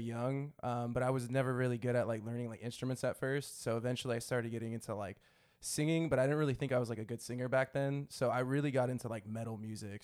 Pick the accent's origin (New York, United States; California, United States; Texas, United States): California, United States; Stockton; I was, uh, born here, raised here, still currently residing in Stockton.